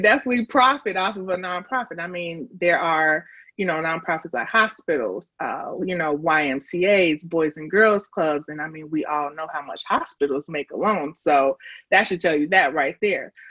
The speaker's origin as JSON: {"language": "English", "town": "Chicago", "region": "Illinois", "country": "United States", "moved": "as an adult", "lives_now": "Nashville, United States", "said": "I am from Chicago, but um, I have been living in Nashville. Um, I came out here for college and just stayed."}